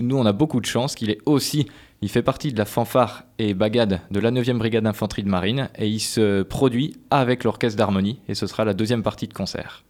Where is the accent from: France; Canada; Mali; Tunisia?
France; eastern France; also born or lived in Colmar, Alsace / Paris; now in Poitiers, France; je venais de l'Est de, la France, mais j'ai commencé tout de suite sur euh, le trombone, moi, et puis des études après euh, à Colmar en Alsace et à Paris